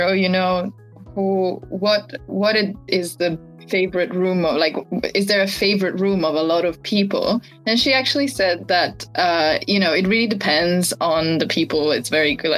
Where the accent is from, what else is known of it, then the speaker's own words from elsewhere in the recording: Italy; now in Japan; I'm originally from Italy